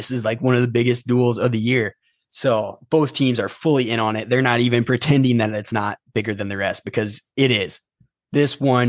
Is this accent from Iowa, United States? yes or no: yes; Eastern Iowa, United States; because I'm from Eastern Iowa.